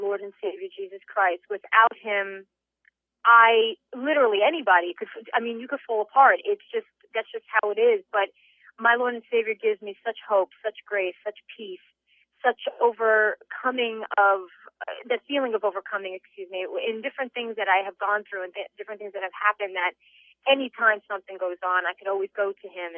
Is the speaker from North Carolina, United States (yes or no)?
no; Secaucus, New Jersey, United States; my hometown of Secaucus, New Jersey